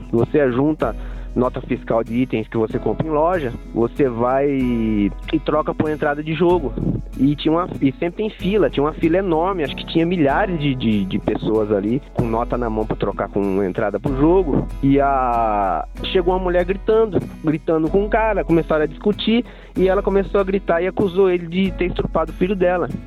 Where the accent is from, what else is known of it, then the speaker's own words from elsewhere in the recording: Lavrinhas, São Paulo, Brazil; Então, sou aqui de Lavrinhas, sou natural aqui de São Paulo mesmo, já morei em muito, muito lugar por aí, pelo mundo, pelo Brasil.